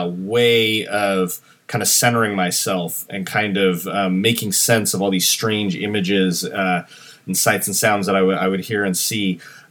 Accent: San Francisco, California, United States; also born or lived in Atascadero, California / Santa Rosa, California; growing up in San Francisco

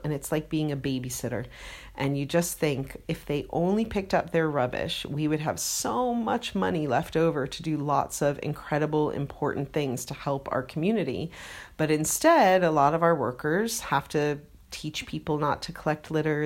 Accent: United States; now in United Kingdom; being American

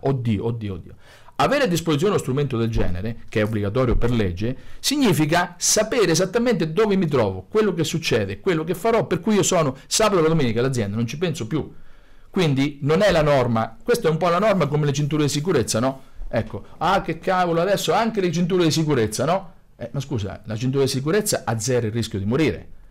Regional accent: Grottazzolina, Marche, Italy; sono figlio di contadini e grottese, sono nato a Grottazzolina, vivo a Grottazzolina, quindi Fermano

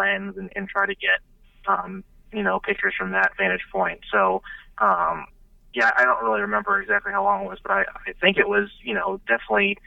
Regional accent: St. Louis, Missouri, United States; moved away; I'm from St. Louis originally

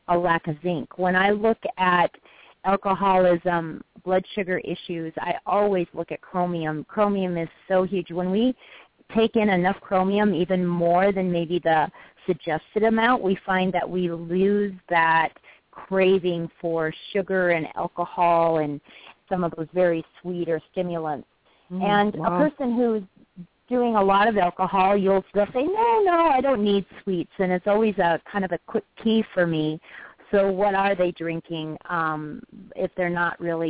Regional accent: United States; we Americans

